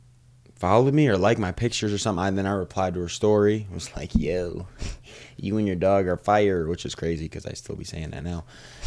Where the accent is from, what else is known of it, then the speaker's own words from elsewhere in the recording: Brooklyn, New York, United States; also born or lived in Michigan; now in Los Angeles, United States; I'm from Brooklyn, New York. And then, whatever that happened. Don't have an accent. Didn't go outside when I was younger. Super focused on basketball, you know. And then went to Michigan for 4 years. Then just moved to LA.